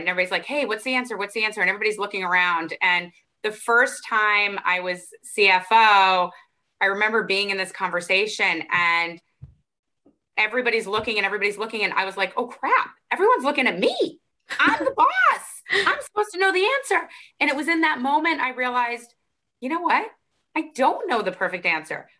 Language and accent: English; Arizona, United States; I grew up in Arizona